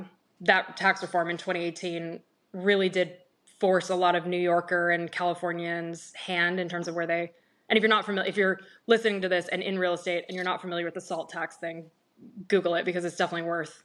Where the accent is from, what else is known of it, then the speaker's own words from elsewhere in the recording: Germany; now in Jupiter, United States; I grew up in Germany, and I thought that my niche was going to be that I'm European and I speak German.